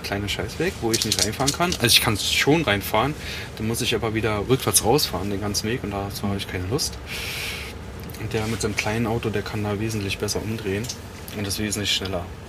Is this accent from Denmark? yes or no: no; Biesenthal, Brandenburg, Germany; moved away as an adult; also born or lived in Norway; now in Svalbard, Norway; eigentlich komme ich aus Berlin. Ja. Etwas nördlich von Berlin. Genau, für die, die es besser kennen. Oder Biesenthal